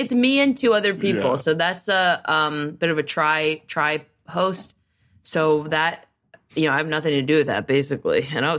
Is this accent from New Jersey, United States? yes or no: yes; Summit, New Jersey, United States; We grew up in the same town. We grew up in Summit, New Jersey together.